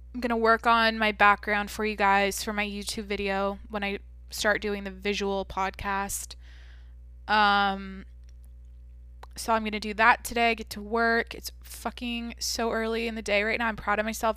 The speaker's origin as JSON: {"language": "English", "region": "Washington", "country": "United States", "tie": "born or raised there", "moved": "yes", "lives_now": "California, United States", "said": "I'm from Washington, like I said, I grew up in the Pacific Northwest"}